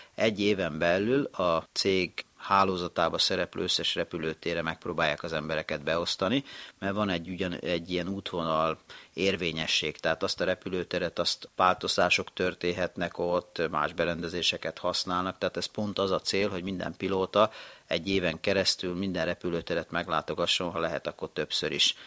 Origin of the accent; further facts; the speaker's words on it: Hungary; also born or lived in Japan; én magyar ember vagyok